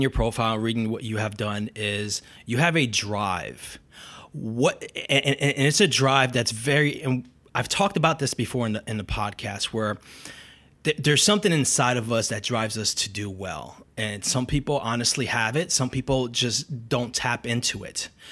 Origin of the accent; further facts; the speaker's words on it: Brazil; now in United States; I'm from Brazil